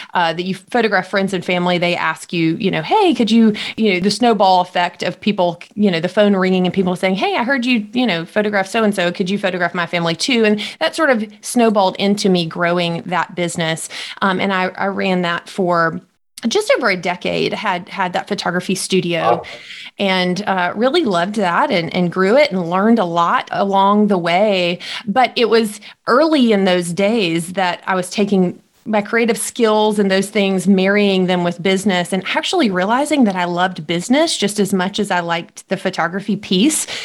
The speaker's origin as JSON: {"language": "English", "town": "Jackson", "region": "Mississippi", "country": "United States", "tie": "born or raised there", "said": "I was born in Mississippi, uh, raised here my entire life, and and most of my life raised just outside of Jackson"}